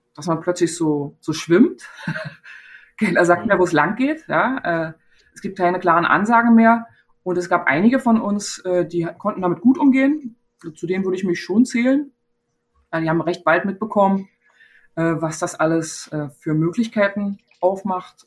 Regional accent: Zehdenick, Brandenburg, Germany; moved away; in meiner Heimatstadt Zielenik

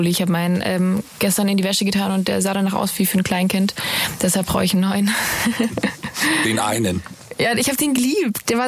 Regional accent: Ravensburg, Baden-Württemberg, Germany; Ravensburg, Ravensburg, Ravensburg, meine Heimat.

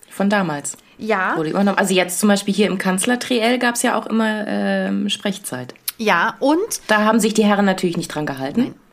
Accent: Southern Germany, Germany; moved away; Ich komme aus Süddeutschland.

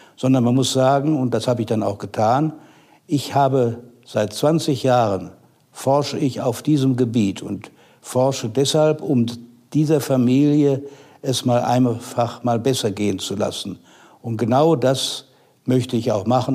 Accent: North Rhine-Westphalia, Germany; moved away as an adult; also born or lived in Nassau, Rhineland-Palatinate / Mannheim; Ich bin dann aufgewachsen in Westfalen, habe dort Abitur gemacht

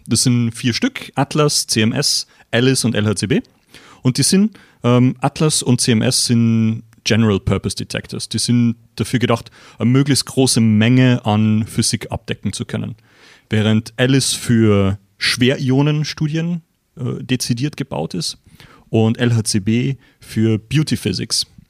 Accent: Austria; moved away as an adult; also born or lived in CERN, Geneva; now in Switzerland; Ich bin ursprünglich aus Österreich, bin jetzt aber schon seit 17 Jahren hier

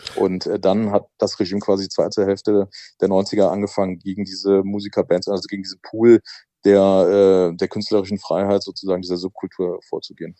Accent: Germany; ich bin ja halt in der BRD groß geworden

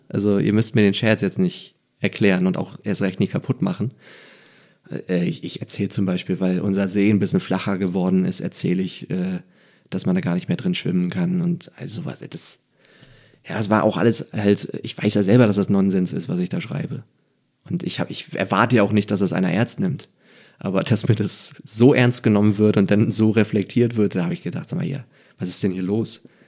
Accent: Neubrandenburg, Mecklenburg-Vorpommern, Germany; moved away; als Mecklenburger

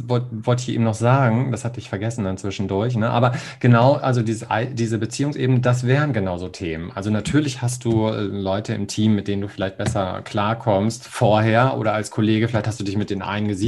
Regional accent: Hamburg, Germany; ich komme ja aus Hamburg und da gibt es den Hagenwegs Tierpark und ein Atlantikhaus.

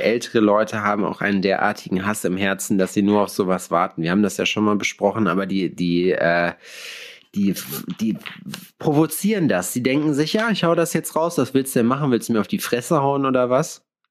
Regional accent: Sauerland, North Rhine-Westphalia, Germany; now in Jena, Germany; ich komme aus dem Sauerland

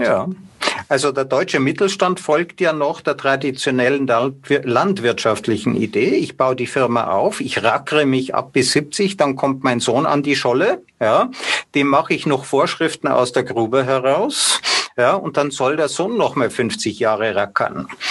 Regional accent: Austria; bei uns in Österreich

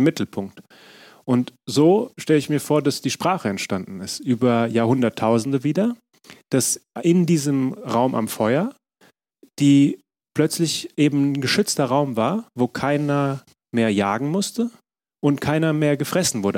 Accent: Frankfurt, Hesse, Germany; also born or lived in Berlin; zu Hause in Frankfurt, meiner Heimatstadt

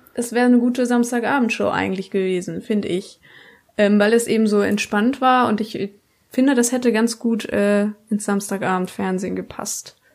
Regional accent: Baden-Württemberg, Germany; ich komme aus Baden-Württemberg

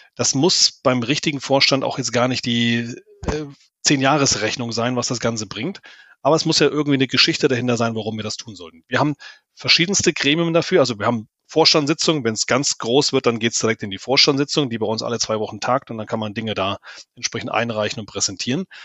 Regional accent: Germany; vor allen Dingen als Deutsche

